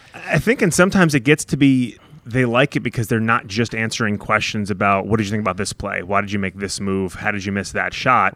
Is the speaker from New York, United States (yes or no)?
yes; New York, United States; also born or lived in Ohio / Dallas; now in Indianapolis, United States; I grew up in New York, just outside the city